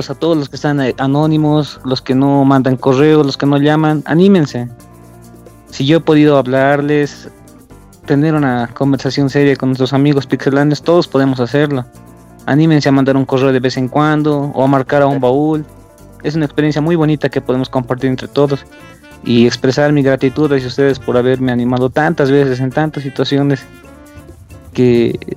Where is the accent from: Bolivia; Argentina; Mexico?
Bolivia